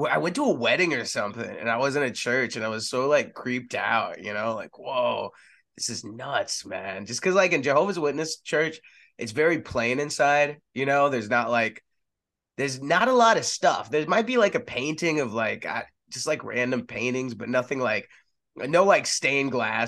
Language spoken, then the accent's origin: English; Texas, United States; also born or lived in San Antonio, Texas / Austin, Texas / Dallas, Texas; I grew up in Texas. I was born in San Antonio